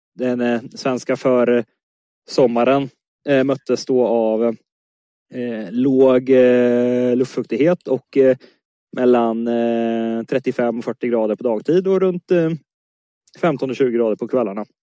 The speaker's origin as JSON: {"language": "Swedish", "town": "Motala", "region": "Östergötland", "country": "Sweden", "tie": "born or raised there", "also_born_or_lived": "Stockholm", "moved": "as an adult", "lives_now": "Östergötland, Sweden", "said": "Jag är östgöte i grunden, född och uppvuxen i Motala"}